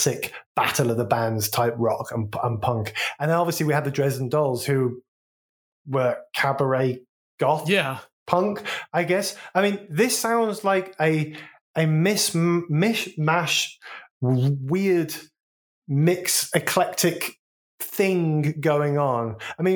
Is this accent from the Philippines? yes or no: no; Wolverhampton, West Midlands, United Kingdom; accent: Wolverhampton; I'm from Wolverhampton, and so Quibbin, yeah, she's got used to my very specific local city accent